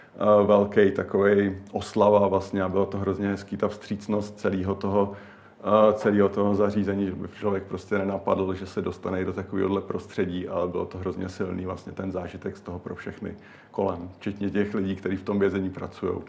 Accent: Prague, Czechia; já jsem Pražák a dlouho bydlíme v Praze oba

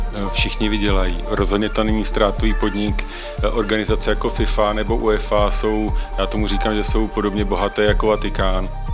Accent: Czechia; jako Češi

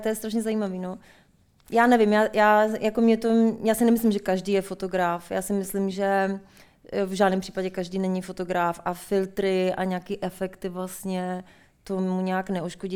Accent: Litoměřice, Ústí nad Labem Region, Czechia; moved away as an adult; also born or lived in Paris, France / United States; Já jsem z Litoměřic, Lightmerit

